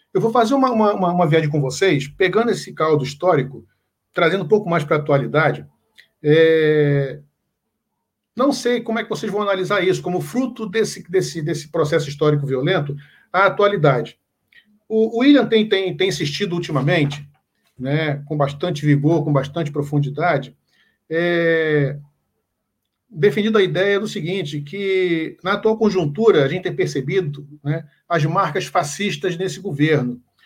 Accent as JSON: {"language": "Portuguese", "region": "Pernambuco", "country": "Brazil", "said": "eu sou pernambucano"}